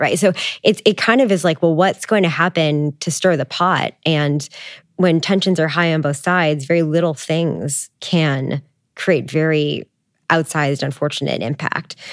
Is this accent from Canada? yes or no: yes; Canada; I'm Canadian